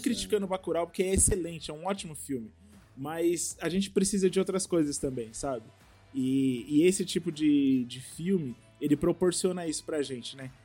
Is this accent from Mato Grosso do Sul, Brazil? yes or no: no; Taboão da Serra, São Paulo, Brazil; eu sou aqui de Taboão da Serra